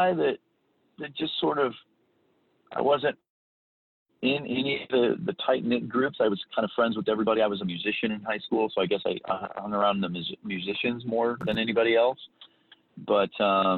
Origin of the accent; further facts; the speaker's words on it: Council Bluffs, Iowa, United States; moved away as an adult; also born or lived in Midwest; now in Arizona, United States; Originally I'm from Iowa, Council Bluffs, Iowa.